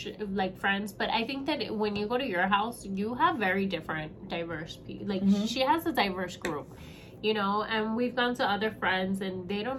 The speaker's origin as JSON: {"language": "English", "town": "South Miami", "region": "Florida", "country": "United States", "tie": "born or raised there", "moved": "yes", "said": "I grew up in South Miami."}